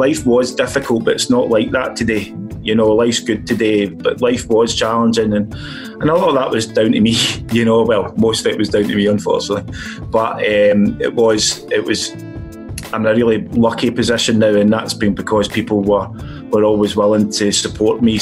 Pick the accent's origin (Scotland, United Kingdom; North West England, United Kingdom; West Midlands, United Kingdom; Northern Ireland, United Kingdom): Scotland, United Kingdom; now in London, United Kingdom; being a Scotsman, we didn't see the sun that often